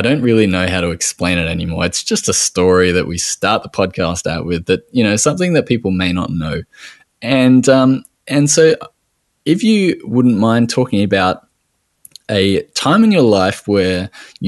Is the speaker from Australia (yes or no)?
yes; Australia